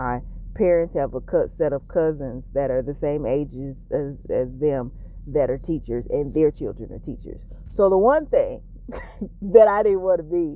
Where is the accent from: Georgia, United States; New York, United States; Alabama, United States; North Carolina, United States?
Georgia, United States; near Augusta; I tell people I'm from Augusta because the smaller town that I'm actually from, most people won't necessarily know it. But, and I'm a Georgian.